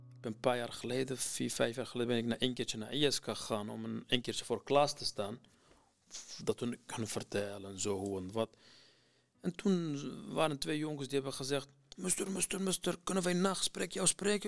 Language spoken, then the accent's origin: Dutch; Iraq; Dutch is a second language; now in Netherlands; Ik kom uit Irak, maar omdat nu al veel in mijn leven is gebeurd in Nederland dan in Irak